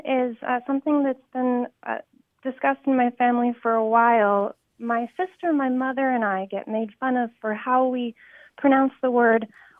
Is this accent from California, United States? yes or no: yes; San Francisco Bay Area, California, United States; living in California, everybody I've grown up with who's noticed it has thought that we're the only ones who do that.